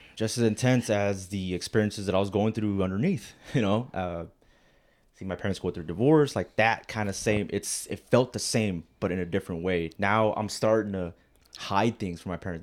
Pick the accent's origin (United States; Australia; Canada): United States; Rio Grande Valley, Texas; also born or lived in Alamo, Texas; I'm from the Valley, Rio Grande Valley, uh, down in Texas